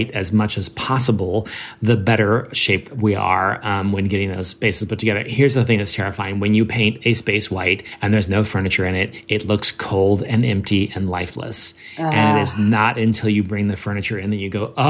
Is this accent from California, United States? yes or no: yes; Northern California, United States; I grew up in Northern California